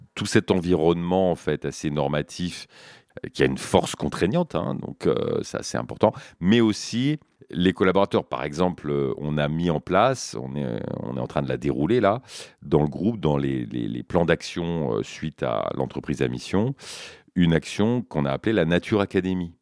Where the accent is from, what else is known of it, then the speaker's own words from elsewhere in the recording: Brittany, France; also born or lived in Canada / Brazil / United States; je suis breton